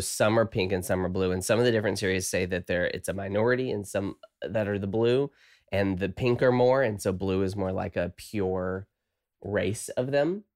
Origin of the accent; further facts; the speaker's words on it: the South, United States; I'm from the South.